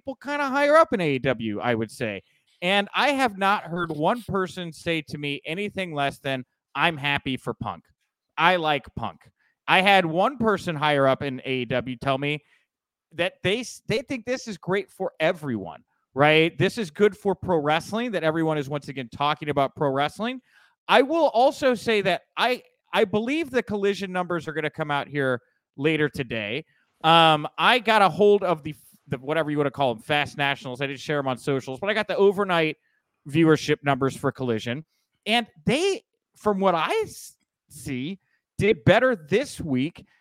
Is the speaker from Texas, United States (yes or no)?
yes; Texas, United States; I grew up in Texas, you know, so close to Mexico.